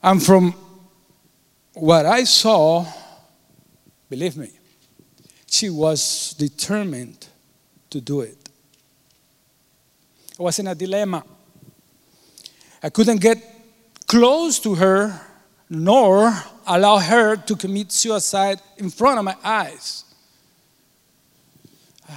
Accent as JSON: {"language": "English", "country": "Cuba", "tie": "born or raised there", "moved": "yes", "said": "I was born in Cuba, and I was born 3 years after Fidel Castro took power. I was not raised in Catholicism"}